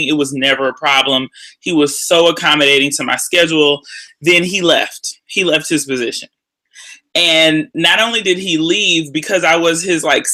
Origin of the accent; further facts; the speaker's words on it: Houston, Texas, United States; moved away as an adult; also born or lived in Austin, Texas / Baltimore, Maryland; I'm originally from Houston, Texas